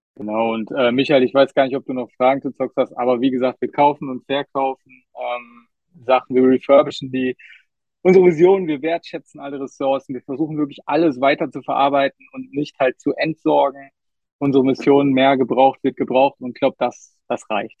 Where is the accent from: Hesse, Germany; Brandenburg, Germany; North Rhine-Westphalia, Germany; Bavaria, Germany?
North Rhine-Westphalia, Germany; Duisburg; ich bin in Duisburg geboren